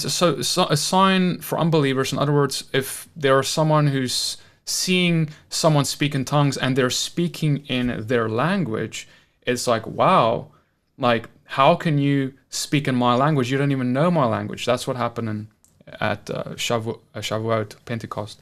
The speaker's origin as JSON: {"language": "English", "country": "South Africa", "moved": "yes", "said": "I'm from South Africa where we have like, is it t, ten or twelve official languages"}